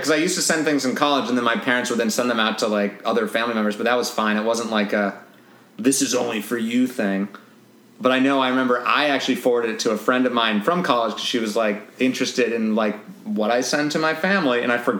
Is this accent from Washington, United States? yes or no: yes; Seattle, Washington, United States; moved away as an adult; also born or lived in Ithaca, New York; I almost went to my hometown, or, like, Seattle